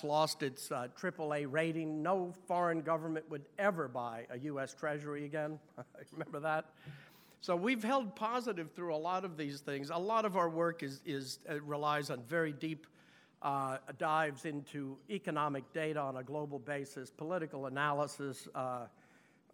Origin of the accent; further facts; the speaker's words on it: New York, United States; as a New Yorker